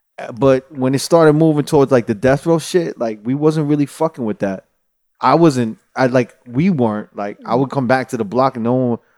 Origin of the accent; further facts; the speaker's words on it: New York City, New York, United States; now in Los Angeles, United States; and I'm from Manhattan